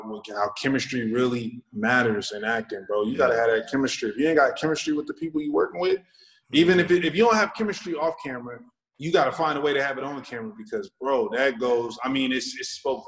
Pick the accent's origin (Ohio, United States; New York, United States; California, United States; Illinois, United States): California, United States; Sacramento; I'm from Sacramento